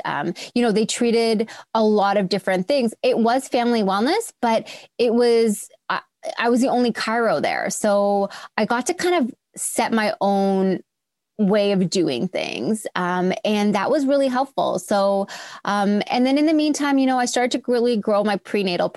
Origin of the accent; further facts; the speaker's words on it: Toronto, Ontario, Canada; also born or lived in Australia; I'm born and raised in Toronto